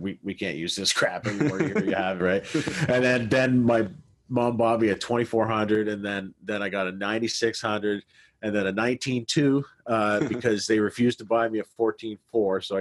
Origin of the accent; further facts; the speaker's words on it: Canada; I'm Canadian